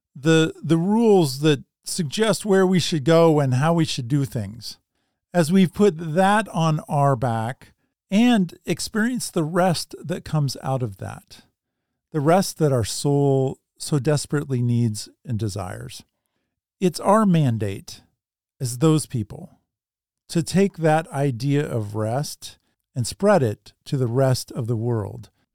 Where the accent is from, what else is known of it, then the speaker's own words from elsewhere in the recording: Salem, Oregon, United States; my hometown of Salem, Oregon.